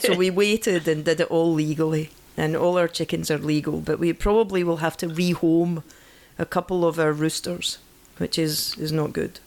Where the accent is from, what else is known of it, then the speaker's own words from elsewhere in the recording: Scotland, United Kingdom; moved away; I'm Scottish